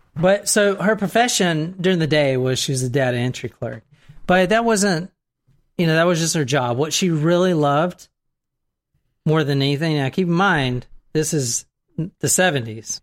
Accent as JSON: {"language": "English", "region": "the South", "country": "United States", "said": "I'm in from the South"}